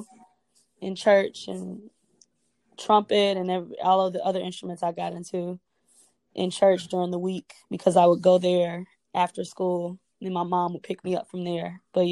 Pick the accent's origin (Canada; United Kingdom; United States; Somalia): United States; Cincinnati, Ohio; now in New York City, United States; I'm originally from Cincinnati, Ohio, but I live in New York City right now